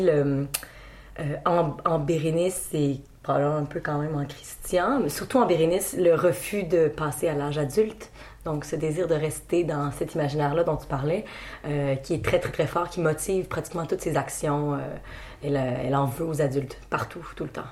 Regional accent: Quebec, Canada; On est Québécois

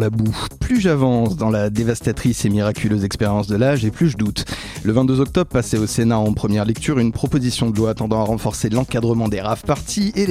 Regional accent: Seine-et-Marne, Île-de-France, France; j'ai grandi en Seine-et-Marne, capitale de la betterave s'il en fallait une

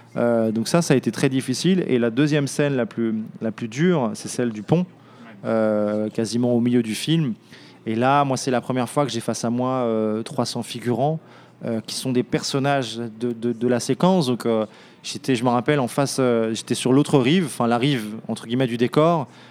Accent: France; j'ai grandi dans un pays qui offre une, pluralité dans le cinéma, entre les salles à euh, les réseaux Pathé, UGC, MK2

